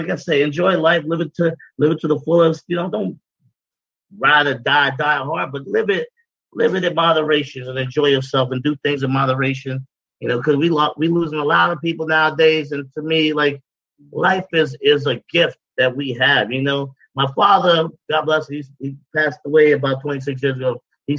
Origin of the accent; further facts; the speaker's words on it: Brooklyn, New York, United States; I'm from Brooklyn, New York, baby. I grew up hustling. I grew up hustling, man. Like most of us out here, I grew up hustling.